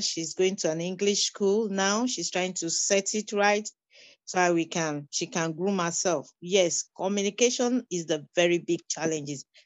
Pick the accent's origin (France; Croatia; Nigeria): Nigeria; moved away as an adult; now in Windsor, Canada; I'm a refugee. I came into Canada as a refugee. I'm from Nigeria.